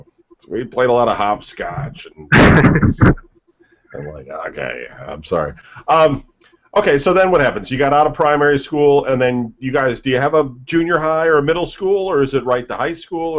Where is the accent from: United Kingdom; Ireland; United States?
United States; Ohio; also born or lived in Michigan; when I went to school for the first time in Ohio, because I grew up in Michigan, so around 4th grade